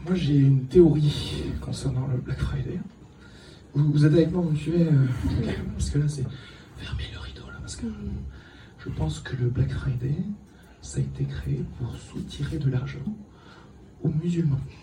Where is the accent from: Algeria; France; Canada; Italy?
Algeria; Kabylie; je suis d'origine pauvre, puisque je suis né en Algérie